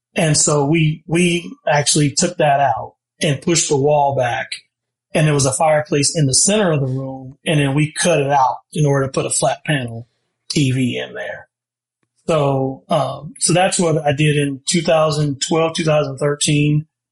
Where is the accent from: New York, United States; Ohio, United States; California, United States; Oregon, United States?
Ohio, United States; moved away; we're from Ohio and they have basements there. And he bought a home uh, when I was still in high school